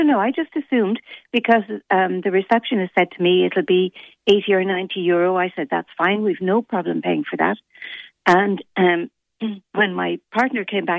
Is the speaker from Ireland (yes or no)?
yes; Limerick, Munster, Ireland; also born or lived in Cork; I moved back to Limerick I'm from Limerick originally, and I moved back from Cork.